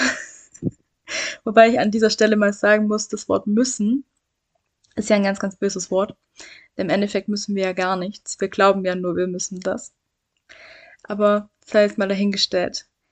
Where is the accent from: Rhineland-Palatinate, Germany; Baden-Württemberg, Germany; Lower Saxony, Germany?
Baden-Württemberg, Germany; Swabia; ich komme aus dem Schwaberländle, hört man